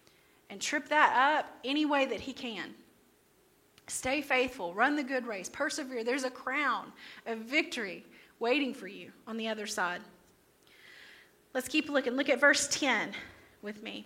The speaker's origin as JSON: {"language": "English", "town": "Crossville", "region": "Tennessee", "country": "United States", "tie": "born or raised there", "said": "This is my hometown."}